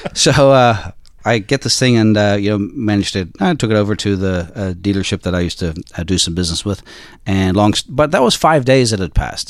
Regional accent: South Africa; moved away; also born or lived in Australia / Ireland; I'm Irish, um, but I grew up in South Africa

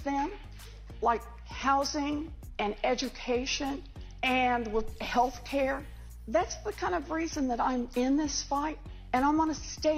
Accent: Oklahoma, United States; moved away; also born or lived in Massachusetts; I grew up in Oklahoma

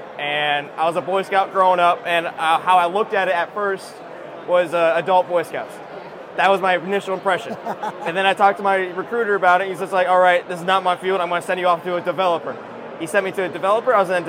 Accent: Tennessee, United States; A little bit everywhere, but I claim Tennessee is my home state. I love it out there.

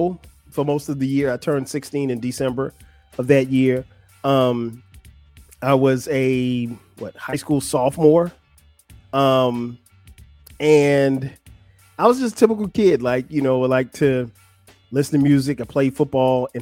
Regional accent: Florence, South Carolina, United States; moved away; I grew up in Florence, South Carolina. It's not a big place, but it's home.

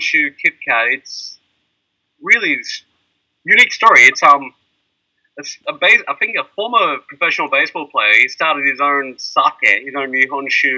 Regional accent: Australia; now in Tokyo, Japan; I'm an Aussie

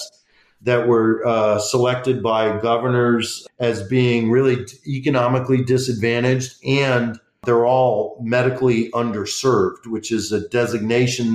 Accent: Detroit, Michigan, United States; moved away as an adult; also born or lived in Washington, D.C.; my hometown congressman, John Conyers Jr. from Detroit, where I grew up

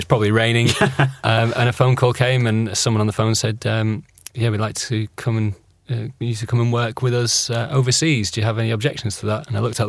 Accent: St Helens, North West England, United Kingdom; my hometown of St. Helens

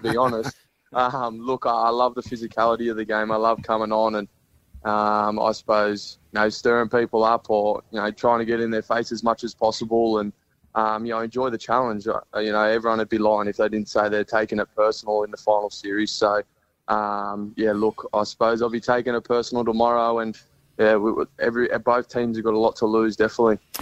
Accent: Gold Coast, Queensland, Australia; Being a, a Gold Coast kid coming up, um, being based up here, and then also being a Queenslander

